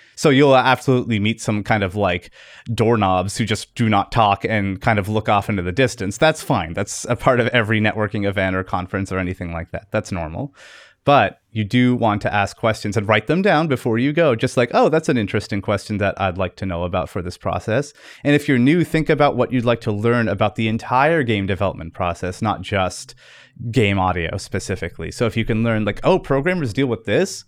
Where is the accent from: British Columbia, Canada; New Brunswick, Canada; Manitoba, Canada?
New Brunswick, Canada; Fredericton; I'm from Fredericton, New Brunswick, Canada